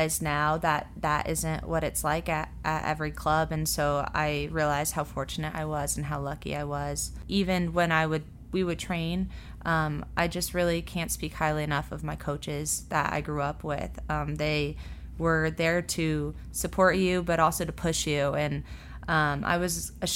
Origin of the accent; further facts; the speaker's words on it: Colorado, United States; moved away as an adult; now in Louisville, United States; I grew up in Colorado